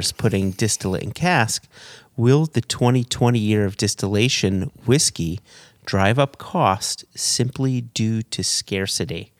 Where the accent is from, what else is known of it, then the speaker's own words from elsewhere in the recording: United States; as an American